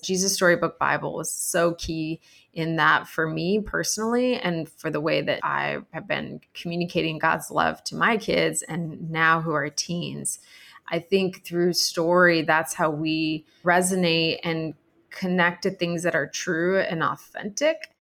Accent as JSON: {"language": "English", "region": "Arizona", "country": "United States", "moved": "as an adult", "lives_now": "New York City, United States", "said": "I'm originally from Arizona, and I've been living in New York City for the last 17 years."}